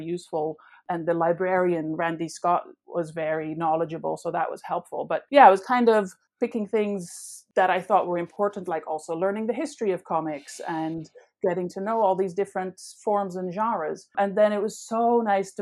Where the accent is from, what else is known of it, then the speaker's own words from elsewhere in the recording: Netherlands; moved away; I grew up in the Netherlands